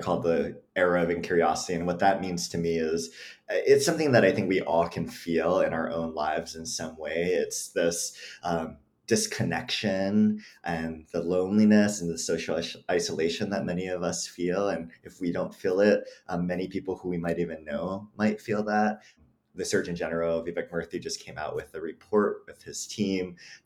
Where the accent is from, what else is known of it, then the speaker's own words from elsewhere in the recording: Hawaii, United States; now in Mojave Desert, United States; I grew up in Hawaii, like you mentioned, and I grew up in this, you know, multi-generational household.